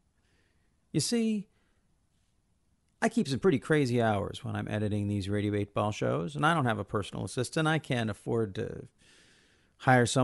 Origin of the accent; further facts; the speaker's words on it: United States; As an American